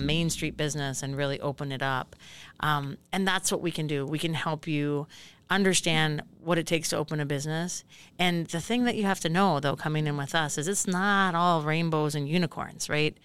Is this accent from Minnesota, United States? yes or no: yes; Hill City, Minnesota, United States; moved away as an adult; also born or lived in Grand Rapids, Minnesota; I grew up in Hill City, just about ninety ninety, eighty-five miles from here